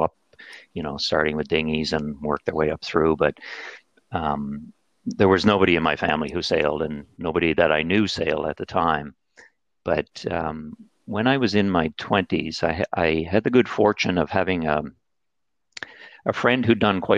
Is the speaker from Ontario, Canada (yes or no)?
no; St. John's, Newfoundland and Labrador, Canada; moved away; I was born and raised in St. John's, Newfoundland